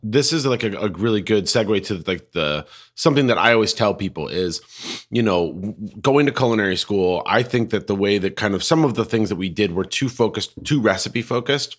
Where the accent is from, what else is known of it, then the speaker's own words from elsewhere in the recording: Colorado, United States; now in Portland, United States; I'm from Colorado.